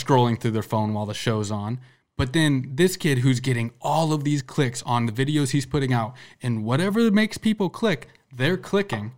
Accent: Sergeant Bluff, Iowa, United States; somebody I grew up with in Sergeant Bluff

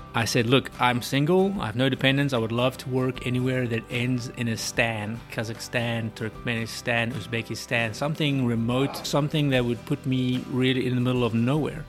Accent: South Africa; moved away as an adult; also born or lived in South Texas; now in Katy, United States; I was born and bred in South Africa

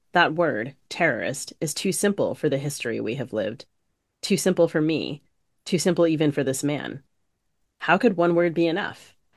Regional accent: D.C., East Coast, United States; So I grew up on the East Coast, primarily outside the Washington, D C area

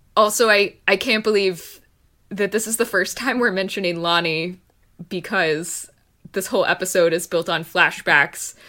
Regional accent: Texas, United States; being a Texan

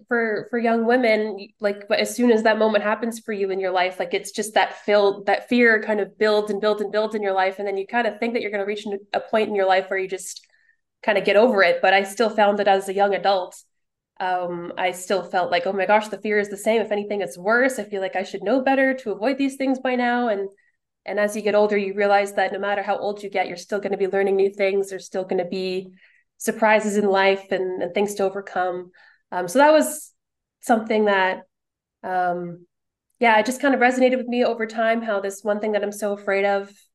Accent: Winnipeg, Manitoba, Canada; moved away as an adult; now in Toronto, Canada; I'm actually from Winnipeg

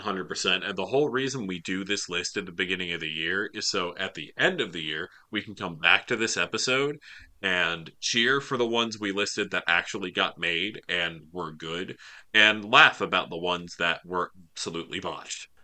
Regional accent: the South, United States; I'm from the South

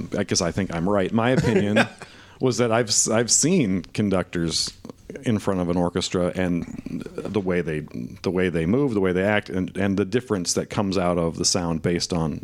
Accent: Fort Wayne, Indiana, United States; I'm from Fort Wayne, Indiana

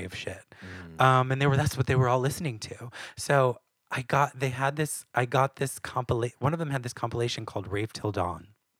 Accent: New Hampshire, United States; White girl? I'm from New Hampshire.

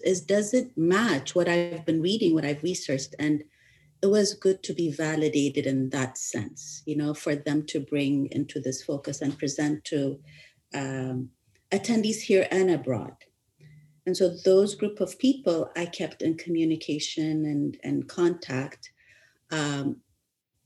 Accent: Ethiopia; moved away; I grew up in Ethiopia, I was born in Ethiopia, but my education abroad

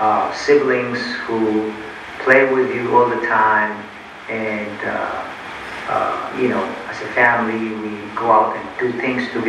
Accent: Ethiopia; now in United States; my childhood that I spent in Ethiopia

